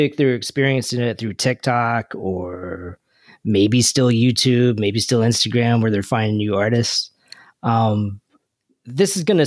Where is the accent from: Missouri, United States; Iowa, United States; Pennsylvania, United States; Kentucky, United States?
Kentucky, United States; growing up in Kentucky